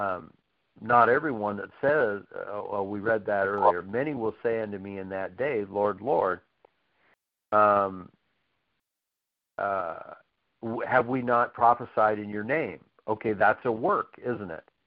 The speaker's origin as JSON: {"language": "English", "country": "United States", "said": "I'm still glad I'm an American because it's the best place on earth to live"}